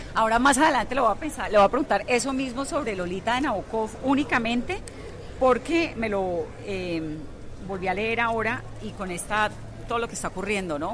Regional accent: Colombia; nosotros los colombianos

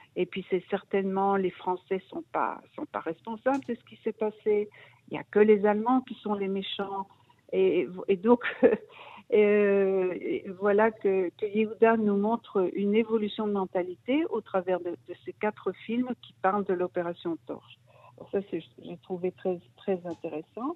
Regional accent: Brussels, Brussels-Capital Region, Belgium; moved away as an adult; now in Israel; je suis, je suis née, j'ai grandi en Belgique, à Bruxelles.

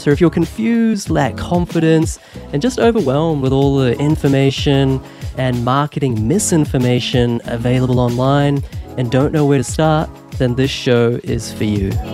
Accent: New Zealand; moved away as an adult; also born or lived in Queensland, Australia / Sydney, Australia / London, United Kingdom; I grew up in in New Zealand

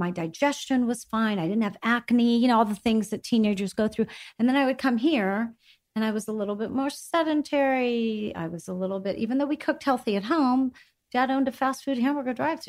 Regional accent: Greece; now in United States; And now I circle back to eating the exact same way that I was eating growing up in Greece.

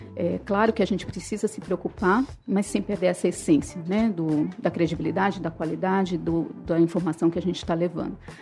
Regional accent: São Paulo, Brazil; moved away as an adult; now in Fortaleza, Brazil; eu sou de São Paulo, eu vim a Fortaleza há mais de 20 anos.

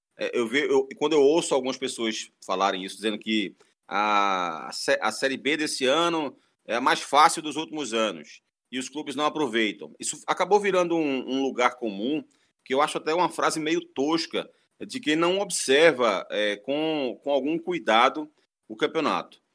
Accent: Northeast Region, Brazil; como nordestino

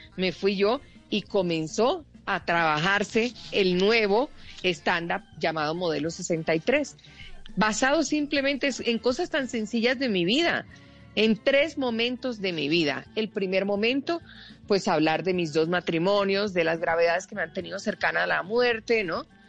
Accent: Colombia; nosotros los colombianos

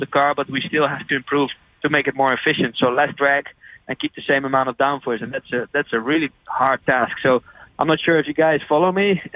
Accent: Netherlands; I'm from Holland

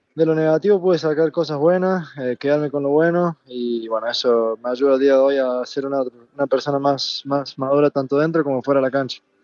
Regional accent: Argentina; moved away as an adult; also born or lived in Barcelona, Spain; now in Germany; salí de Argentina, dejé mi familia

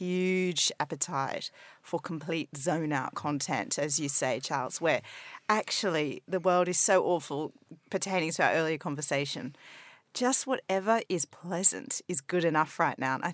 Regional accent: Australia; moved away as an adult; now in United Kingdom; being Australian

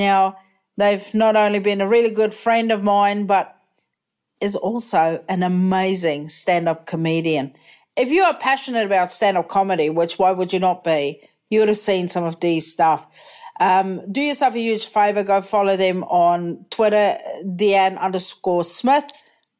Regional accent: New Zealand; also born or lived in United States / United Kingdom; I identify as a Kiwi, right?

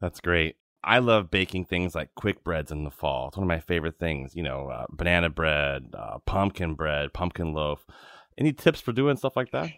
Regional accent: Virginia, United States; I grew up in Virginia

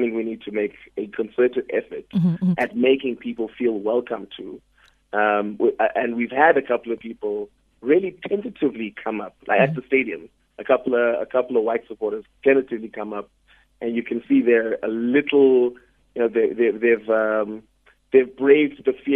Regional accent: Eastern Cape, South Africa; born or raised there

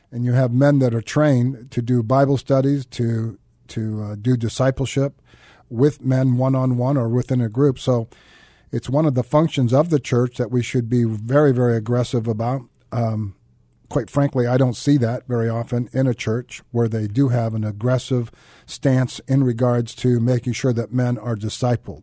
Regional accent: Santa Clara, California, United States; I grew up in Santa Clara, California.

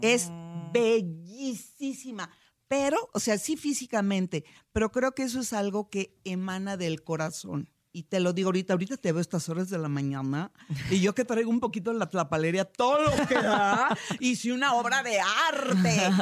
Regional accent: Guanajuato, Mexico; Yo soy de Guanajuato, Guanajuato

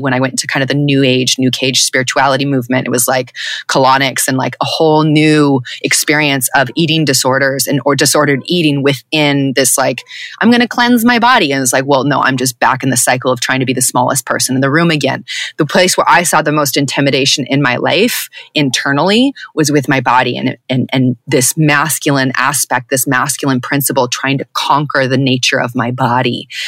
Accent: Southern California, United States; white presenting woman who was born and raised in Southern California

